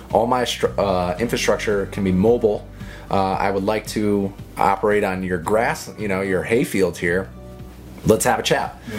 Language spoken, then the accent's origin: English; Connecticut, United States; it was a state I grew up in. I can talk Connecticut. So, you know, it's my home state